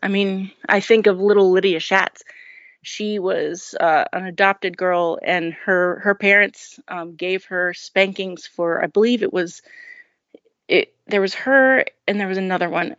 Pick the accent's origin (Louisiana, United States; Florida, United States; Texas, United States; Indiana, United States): Louisiana, United States; New Orleans; I grew up in New Orleans um, as the oldest in a family of 10 children.